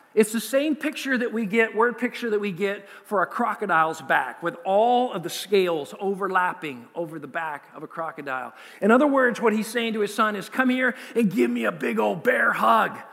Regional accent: United States; we, as an American culture

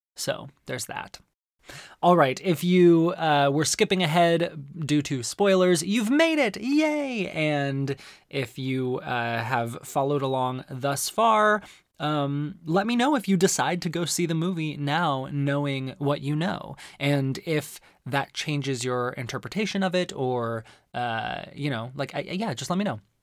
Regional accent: Arizona, United States; One of the best things about growing up in Arizona is that there's incredible Mexican food

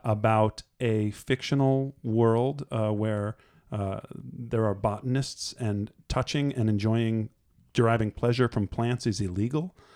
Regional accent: New Jersey, United States; I'm from Jersey

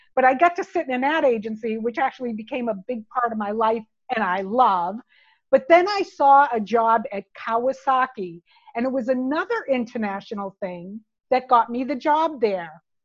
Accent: United States; moved away as an adult; also born or lived in United Kingdom; I was an American working for a Japanese company in the UK

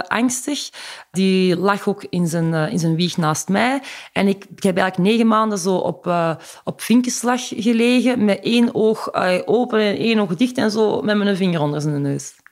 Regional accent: Rijkevorsel, Flanders, Belgium; moved away as an adult; also born or lived in Antwerp / Ghent; ik ben eh, geboren in de Hoge Noorderkempen, in Rijkenvorsel.

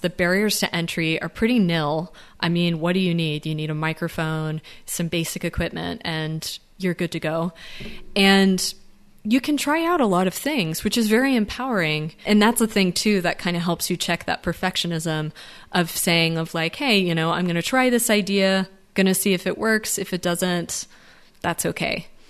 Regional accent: United States; I speak as being an American

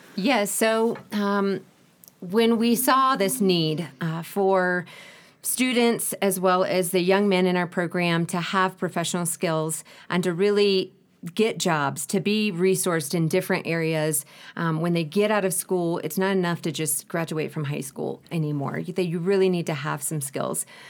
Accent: United States; moved away as an adult; now in Ecuador; I am from the States

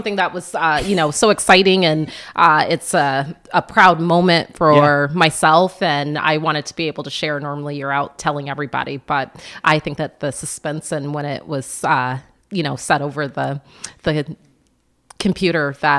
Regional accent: Florida, United States; born there; also born or lived in Plattsburgh; So I was born in Florida. We moved about every 2 to 3 years. But when we came to Plattsburgh, we were here when the base closed.

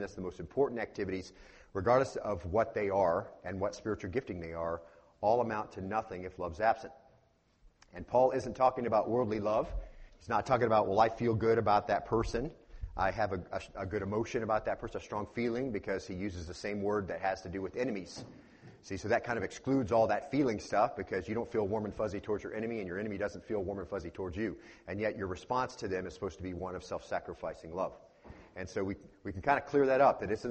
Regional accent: Arizona, United States; moved away; Born and raised in Arizona, so it's always summer there compared to other places

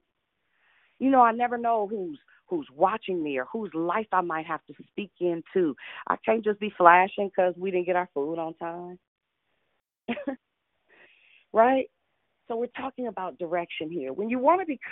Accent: Richmond, United States; I'm from Richmond

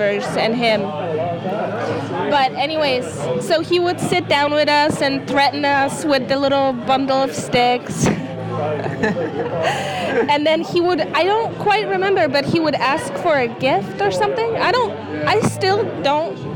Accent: Poland; moved away; I grew up in Poland, and on Krampus Day, back when I was a kid, like 5, 6, 7 years old

